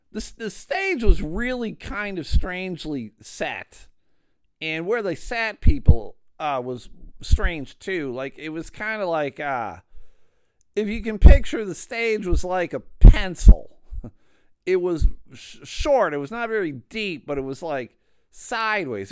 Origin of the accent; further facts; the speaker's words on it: Grand Rapids, Michigan, United States; they are based out of Grand Rapids, Michigan. It's kind of weird to have had such a large comedy booking agency in my hometown.